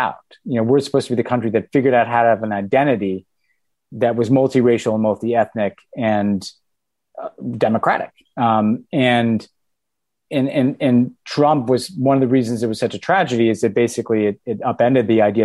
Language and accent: English; United States; I'm the American character.